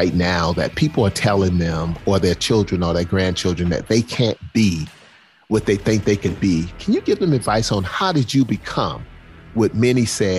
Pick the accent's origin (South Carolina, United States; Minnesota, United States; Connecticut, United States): South Carolina, United States; Charleston; I grew up in Charleston, South Carolina. Public housing, single mom, divorced single mom of four kids. And I came up through segregation and all that kind of stuff.